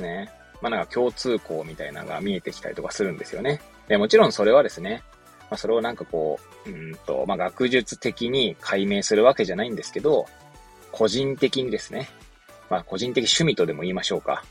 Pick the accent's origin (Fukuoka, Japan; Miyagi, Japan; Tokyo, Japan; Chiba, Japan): Tokyo, Japan; Hachioji; also born or lived in Iwate Prefecture; now in Iwate, Japan; 岩手県にまあ、私、今ね、えー、住んでおりますけれども、まあ、生まれはね、東京の八王子なんですけれども、岩 手県に来てですね